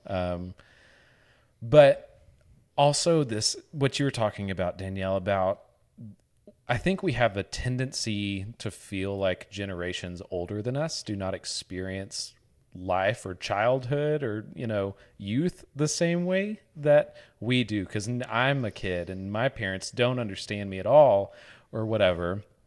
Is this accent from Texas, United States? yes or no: no; Northeast Arkansas, United States; I grew up in Northeast Arkansas